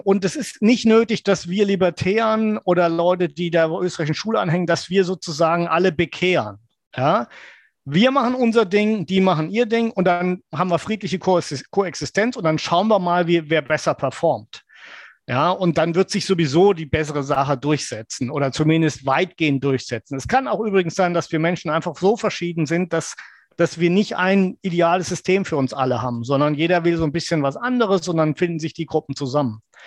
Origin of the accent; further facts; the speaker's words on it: West Germany, Germany; als junger Mann, dass ähm, als Wessi